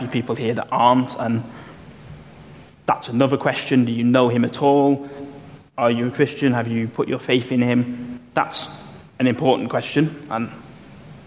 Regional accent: United Kingdom; I'm a British

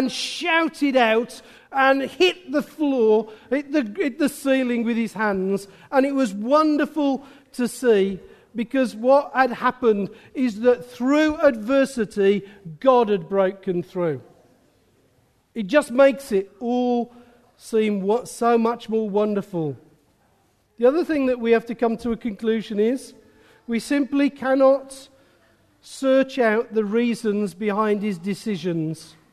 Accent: England, United Kingdom; accent: Midland; My Midland accent's gone.

